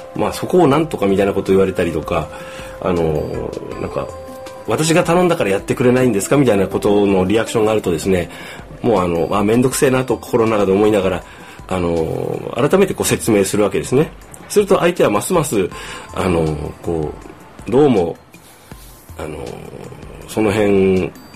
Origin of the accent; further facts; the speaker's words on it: Kumamoto, Japan; moved away as an adult; 地元の熊本を離れてですね、もう一年